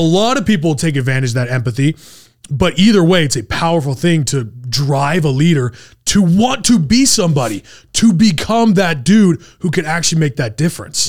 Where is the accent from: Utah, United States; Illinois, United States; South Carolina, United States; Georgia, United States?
Utah, United States; also born or lived in San Antonio, Texas; I grew up in Utah